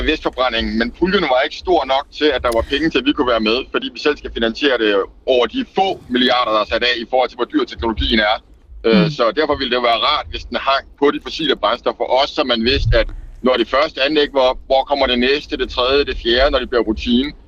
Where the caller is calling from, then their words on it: Egedal, Capital Region of Denmark, Denmark; og jeg kommer fra Egedal Kommune, hvor jeg er formand for Klimateknik og Miljøudvalget.